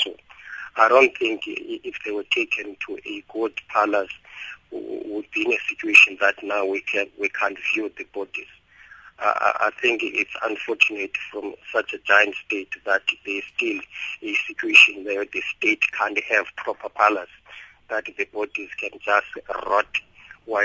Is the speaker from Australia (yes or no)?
no; South Africa; I believe, let alone being a South African, that if the government was allowed to assist quickly, wouldn't be in such a mess today.